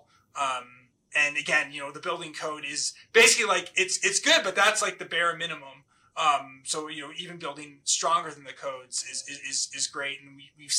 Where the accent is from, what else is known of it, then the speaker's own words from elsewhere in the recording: Massachusetts, United States; growing up in Massachusetts